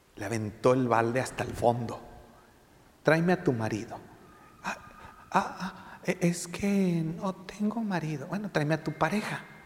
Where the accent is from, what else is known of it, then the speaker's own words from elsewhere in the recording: Mexico; tú y yo somos mexicanos